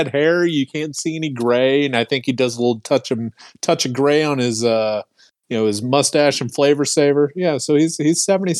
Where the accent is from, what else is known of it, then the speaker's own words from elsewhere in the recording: United States; But as American assholes to the crown